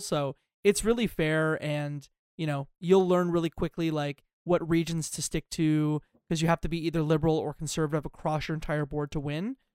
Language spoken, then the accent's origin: English; Canada; I'm Canadian